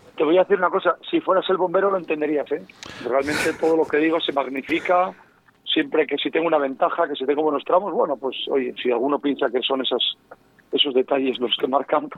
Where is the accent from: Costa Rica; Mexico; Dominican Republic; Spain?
Spain; León, Castile and León; soy leonés